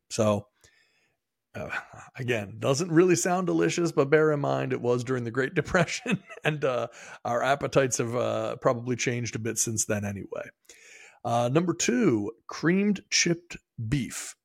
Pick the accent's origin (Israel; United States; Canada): United States; Maryland; moved away; I am from Maryland originally